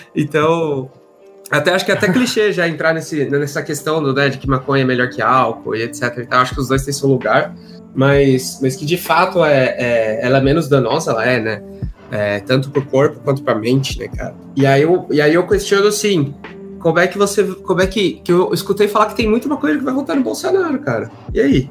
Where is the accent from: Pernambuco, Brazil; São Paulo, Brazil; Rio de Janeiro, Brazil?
São Paulo, Brazil; moved away as an adult; now in Toronto, Canada; eu cresci em São Paulo